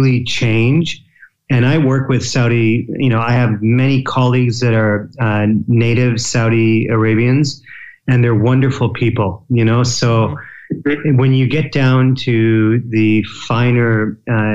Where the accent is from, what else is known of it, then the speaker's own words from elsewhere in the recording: Windsor, Ontario, Canada; moved away as an adult; also born or lived in Japan; So I'm from Windsor, Ontario, Canada, which is border city with Detroit, Michigan.